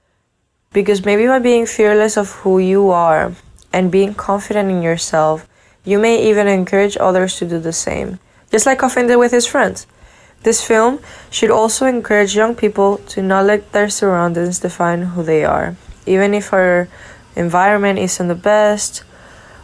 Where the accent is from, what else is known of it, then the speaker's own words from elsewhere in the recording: Spain; I am from Spain